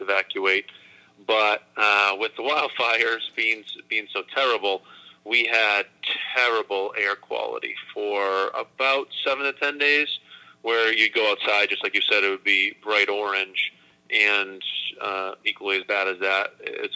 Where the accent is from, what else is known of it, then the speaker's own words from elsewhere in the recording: Acton, Massachusetts, United States; moved away as an adult; also born or lived in Florida; I grew up in Acton, Massachusetts, so it's about 25 miles directly west of Boston